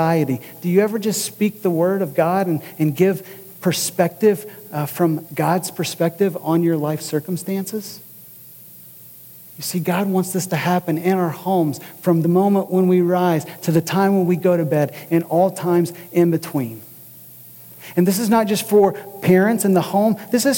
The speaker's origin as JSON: {"language": "English", "region": "Kentucky", "country": "United States", "moved": "yes", "said": "I'm from Kentucky"}